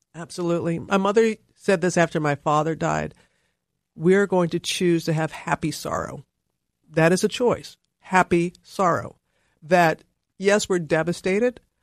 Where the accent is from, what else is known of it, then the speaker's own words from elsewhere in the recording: Mississippi, United States; moved away as an adult; also born or lived in Alabama / Louisiana / Nashville / Atlanta; I was born in Alabama, reared in Mississippi, went to college in Louisiana